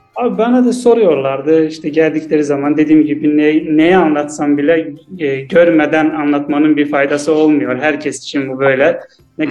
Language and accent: Turkish; Azerbaijan; also born or lived in Istanbul, Turkey; Azerbaycan'danım ben de.